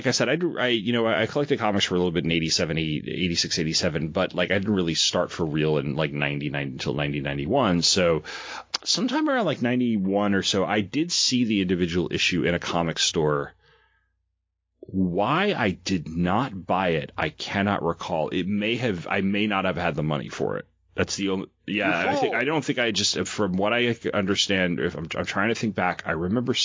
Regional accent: Long Island, New York, United States; born or raised there

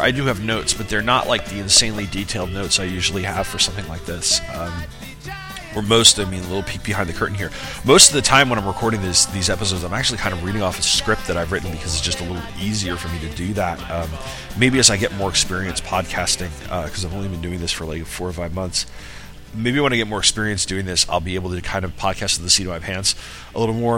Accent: New York, United States; I'm from New York

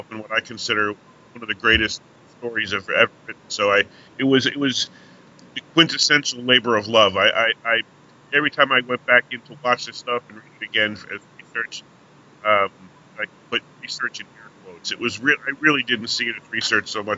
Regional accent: New York, United States; I'm from New York, and when I grew up watching what was called the 4:30 movie.

